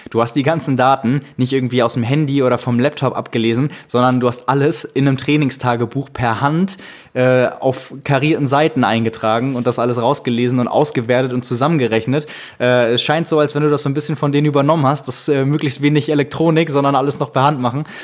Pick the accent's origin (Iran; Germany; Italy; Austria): Austria; Ja, genau, genau ich bin Österreicher